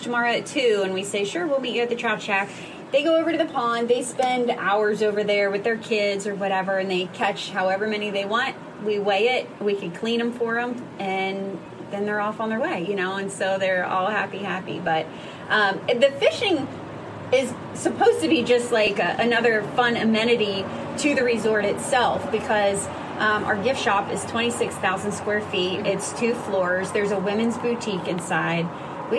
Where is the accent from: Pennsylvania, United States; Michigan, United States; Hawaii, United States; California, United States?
Pennsylvania, United States; moved away as an adult; now in West Virginia, United States; I am actually a Pennsylvania girl who moved to West Virginia in 2007